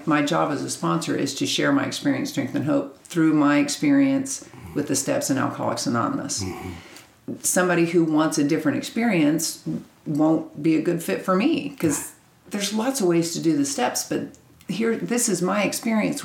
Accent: Kansas, United States; moved away as an adult; now in Texas, United States; I'm from Kansas. Kansas, originally. Right. I got sober in Kansas, lived there my whole life. We moved to Texas in 96

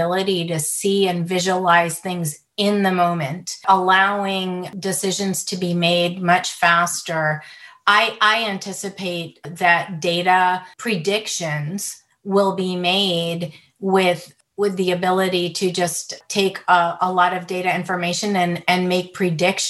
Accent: United States; also born or lived in Beirut, Lebanon; I grew up mostly in the United States

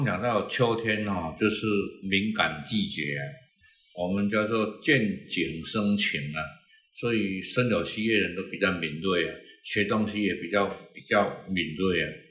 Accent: Taiwan; 我们台湾人

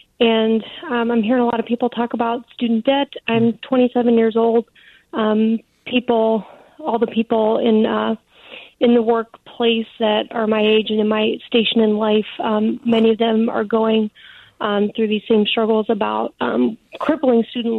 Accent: Youngstown, Ohio, United States; now in Columbus, United States; I'm from Youngstown, Ohio. I went to the school in town, Youngstown State University.

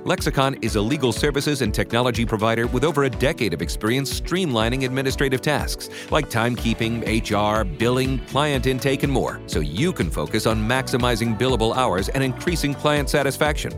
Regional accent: Oregon, United States; moved away; I'm actually originally from Oregon

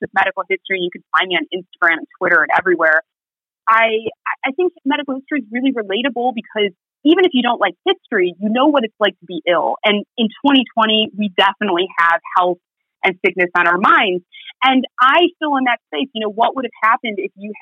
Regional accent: Chicago, Illinois, United States; accent: Midwest; moved away as an adult; now in England, United Kingdom; I'm from Chicago, the Midwest

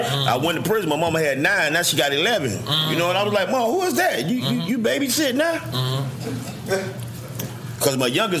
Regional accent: Miami, Florida, United States; now in Miramar, United States; I grew up in the Poker Bean Project.

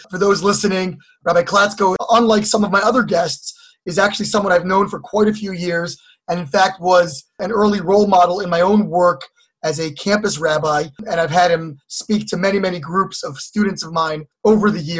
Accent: Cleveland, Ohio, United States; moved away; also born or lived in Brooklyn, New York; I grew up in Cleveland, Ohio. My father was born in Cleveland

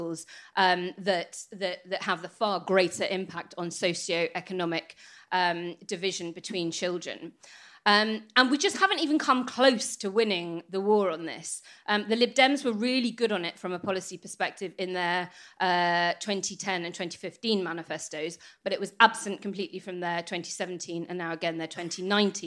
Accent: Northern Ireland, United Kingdom; I grew up in Northern Ireland

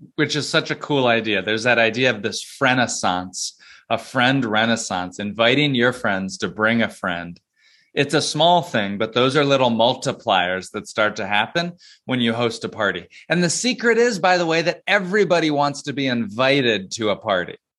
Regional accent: Plano, Texas, United States; moved away as an adult; also born or lived in North Carolina / North Georgia; now in New York City, United States; I grew up in Dallas in Plano

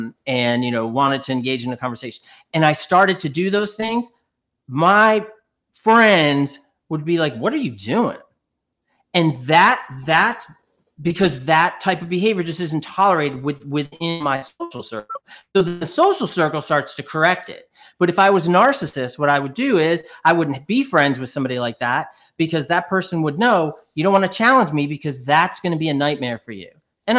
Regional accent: New York, United States; So I'm originally from New York

